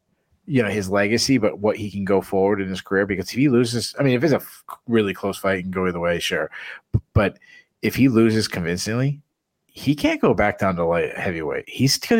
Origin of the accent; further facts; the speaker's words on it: New England, United States; I'm from New England.